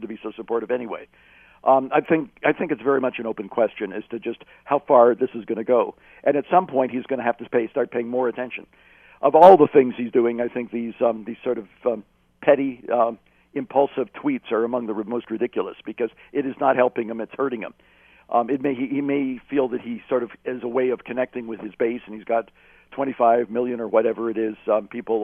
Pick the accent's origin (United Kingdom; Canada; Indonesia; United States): Canada; As a Canadian